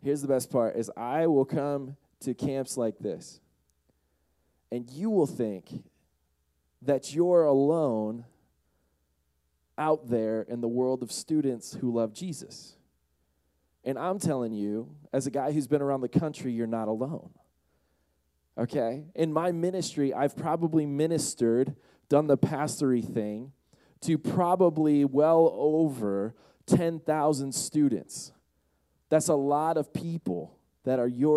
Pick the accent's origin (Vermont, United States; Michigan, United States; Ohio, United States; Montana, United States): Michigan, United States; Bay City; I'm from Saginaw Bay City area, which is in the Lower Peninsula